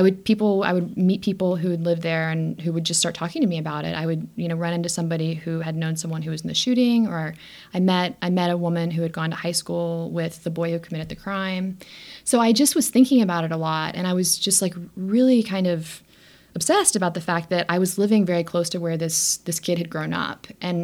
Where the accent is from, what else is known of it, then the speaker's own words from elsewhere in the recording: Texas, United States; also born or lived in Arizona; Like, you know, I grew up in Texas. I was living in Arizona.